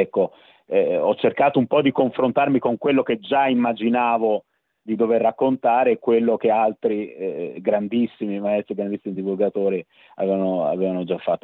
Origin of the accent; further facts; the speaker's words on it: Florence, Tuscany, Italy; sono fiorentino nonostante il cognome